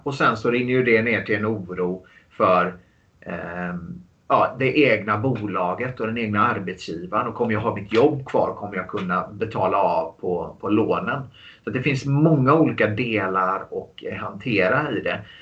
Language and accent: Swedish; Gothenburg, Västra Götaland, Sweden; Jag, jag kommer från eh, Göteborg